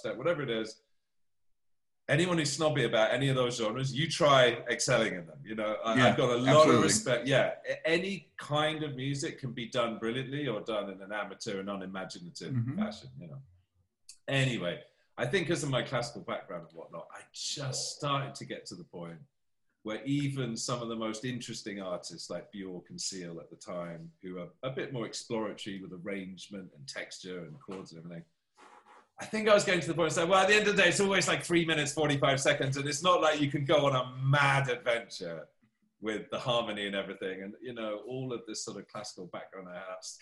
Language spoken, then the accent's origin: English; United Kingdom; moved away as an adult; now in Los Angeles, United States